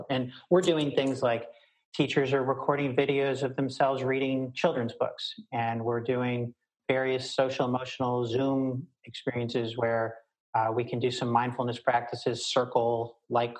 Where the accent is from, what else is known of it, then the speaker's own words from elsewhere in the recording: Baltimore, Maryland, United States; I grew up in Baltimore